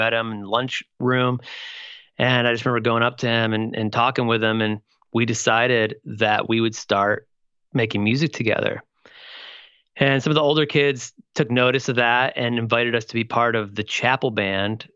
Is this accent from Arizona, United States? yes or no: no; Toledo, Ohio, United States; I grew up in Toledo, Ohio.